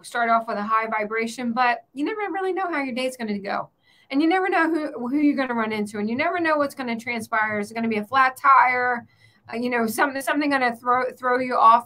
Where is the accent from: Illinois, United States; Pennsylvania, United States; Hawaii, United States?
Pennsylvania, United States; now in Florida, United States; I grew up in Pennsylvania where you are